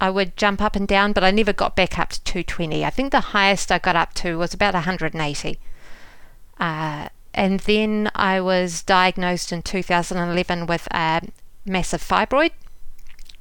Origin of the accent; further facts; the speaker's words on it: New Zealand; moved away as an adult; also born or lived in London, United Kingdom; now in United States; Well, as a New Zealander